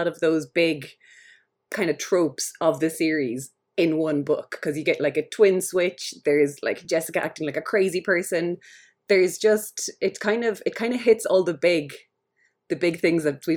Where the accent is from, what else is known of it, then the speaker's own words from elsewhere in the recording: Dungarvan, Munster, Ireland; my hometown in Dungarvan